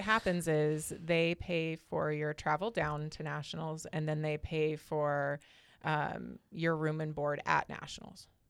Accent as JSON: {"language": "English", "town": "Great Falls", "region": "Montana", "country": "United States", "tie": "born or raised there", "also_born_or_lived": "Havre, Montana", "said": "I grew up in North Central Montana"}